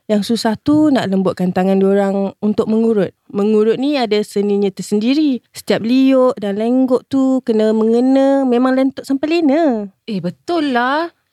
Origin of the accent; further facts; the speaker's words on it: Sungai Buloh, Selangor, Malaysia; Saya asal Sungai Buloh je, Cik Sal. Lahir pun dekat Sungai Buloh.